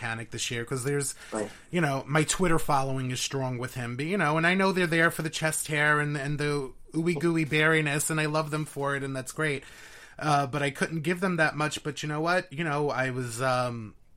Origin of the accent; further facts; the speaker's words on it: New York City, New York, United States; accent: New York; I was born and raised in Queens. So, you know, the New York accent is very